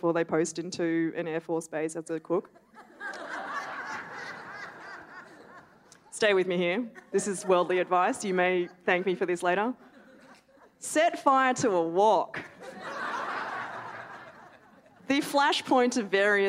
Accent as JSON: {"language": "English", "town": "Melbourne", "region": "Victoria", "country": "Australia", "tie": "born or raised there", "moved": "yes", "lives_now": "Darwin, Australia", "said": "I grew up in Melbourne"}